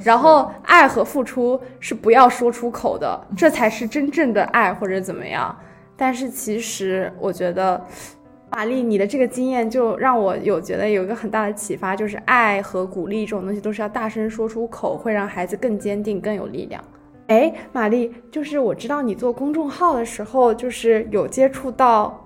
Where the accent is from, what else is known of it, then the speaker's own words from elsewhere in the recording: Shanghai, China; moved away as an adult; now in Warwick, United Kingdom; 我的初中是在上海的一所外国语学校，然后我的高中是一所英国的私校，在上海的分校